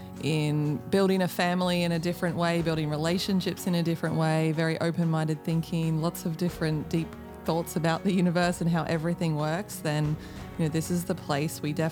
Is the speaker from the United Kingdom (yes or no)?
no; Australia; now in United States; I'm from Australia, as you can probably hear, and I now live in the US